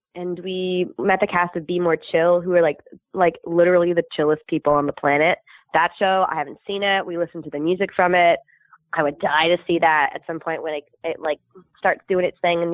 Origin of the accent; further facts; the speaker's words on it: Canada; moved away; also born or lived in Scotland; As a Canadian